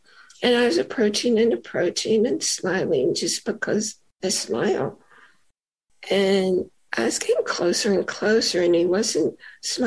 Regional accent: New York, United States; I'm a native New Yorker, not from the city, but I live in New York and I grew up in New York.

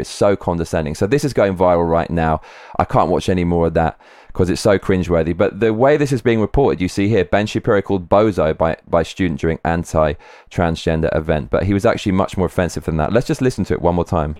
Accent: London, United Kingdom; I grew up in London, most multicultural city in the world.

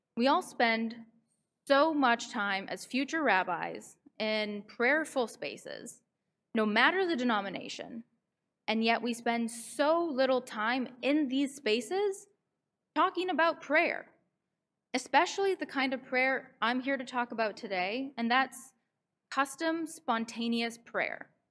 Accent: Vancouver, British Columbia, Canada; moved away as an adult; now in New York, United States; I'm from Vancouver, but I come here once a month from New York, where I go to school

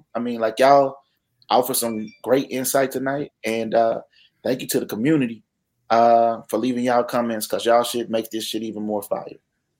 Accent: Mississippi, United States; I'm from Mississippi, my nigga.

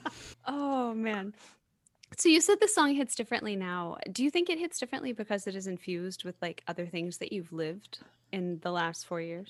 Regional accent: the South, United States; I'm from the South, right? I'm a hugger.

